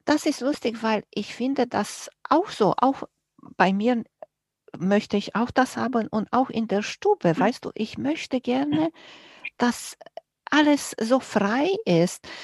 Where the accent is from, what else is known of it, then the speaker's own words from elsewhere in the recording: Romania; moved away; ich bin groß geworden in Rumänien und wir hatten nicht viel